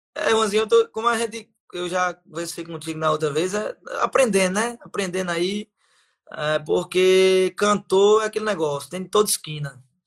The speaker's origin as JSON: {"language": "Portuguese", "town": "Piancó", "region": "Paraíba", "country": "Brazil", "tie": "born or raised there", "lives_now": "Patos, Brazil", "said": "Piancó, minha cidade natal"}